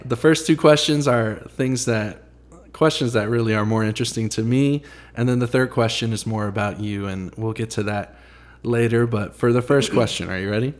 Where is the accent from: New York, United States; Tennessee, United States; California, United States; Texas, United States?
Tennessee, United States; Franklin; also born or lived in Nashville; so I grew up in Franklin. I, I was born in Nashville. We moved to Franklin when I was maybe five or six years old.